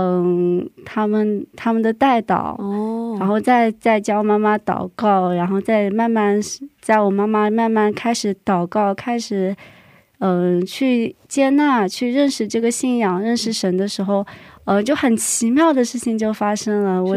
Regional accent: Hangzhou, Zhejiang, China; now in South Korea; 嗯，我是杭州人，现在在韩国留学。

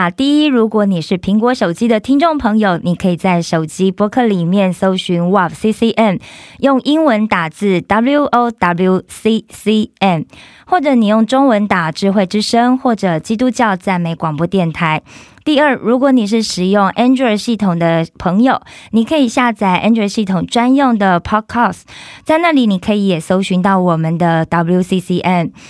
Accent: Kaohsiung, Taiwan; 我是高雄人。

